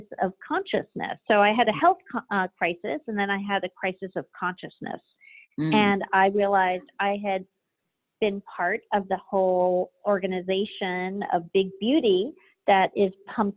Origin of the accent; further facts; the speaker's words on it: Jamaica; my parents are Cuban and I was born in Jamaica. So I grew up in, you know, where ingredients were plucked from the garden